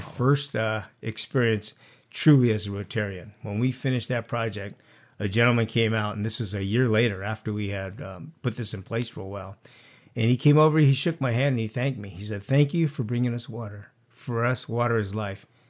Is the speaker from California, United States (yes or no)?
yes; Santa Barbara, California, United States; now in Carpinteria, United States; I was actually, uh, born and raised in Santa Barbara.